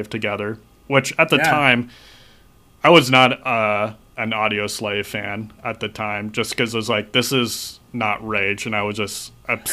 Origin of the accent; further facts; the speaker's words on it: Orange County, California, United States; especially since we're all originally from Orange County